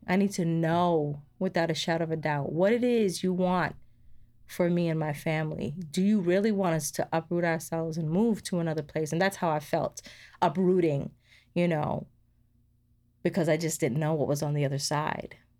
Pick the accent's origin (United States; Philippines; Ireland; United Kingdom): United States; New York; moved away as an adult; now in Georgia, United States; we came from New York. We were living there for m, most of my life